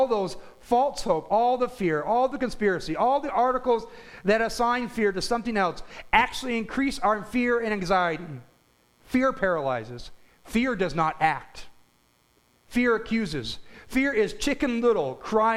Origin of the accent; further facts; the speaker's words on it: United States; As Christian American Christians